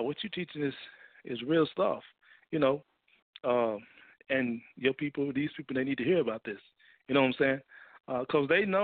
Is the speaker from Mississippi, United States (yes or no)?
yes; Mississippi, United States; now in Fort Worth, United States; I'm originally from Mississippi